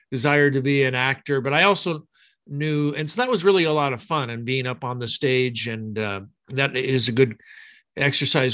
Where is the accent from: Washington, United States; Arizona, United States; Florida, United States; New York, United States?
Washington, United States; Pullman; I grew up in the United States, in the state of Washington, actually in Pullman, Washington.